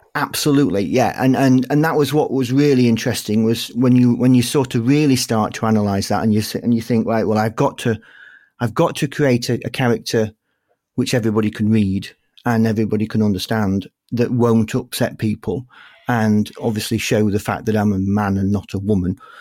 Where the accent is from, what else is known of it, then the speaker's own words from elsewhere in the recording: Yorkshire and the Humber, United Kingdom; accent: Yorkshire; my Yorkshire accent